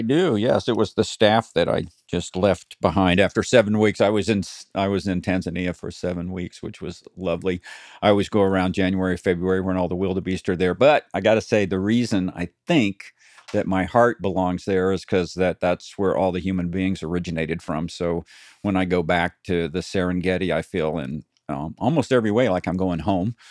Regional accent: Tennessee, United States; now in California, United States; I grew up in Tennessee

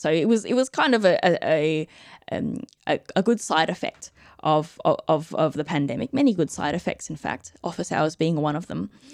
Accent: Australia; I'm Australian

